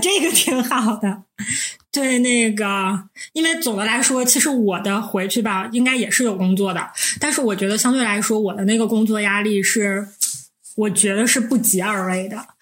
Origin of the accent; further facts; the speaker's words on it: Northeast China, China; 我们是三个来自东北的 ladies